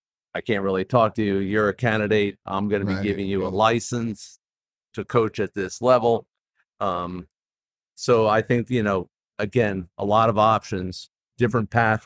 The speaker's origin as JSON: {"language": "English", "region": "New York", "country": "United States", "moved": "yes", "said": "Well, here I am. I'm a transplant from New York. Moved here in '87"}